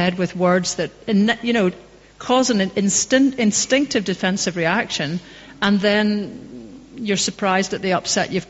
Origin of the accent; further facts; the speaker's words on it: Wolverhampton, West Midlands, United Kingdom; now in Scotland; I was born in Wolverhampton.